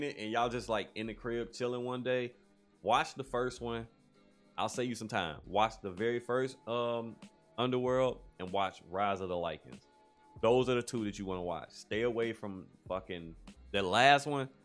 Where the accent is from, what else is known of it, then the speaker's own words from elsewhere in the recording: United States; as a black man in America, as an American citizen